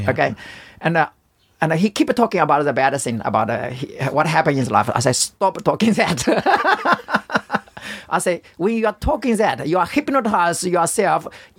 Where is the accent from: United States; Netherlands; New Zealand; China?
China; English is a second language; In China.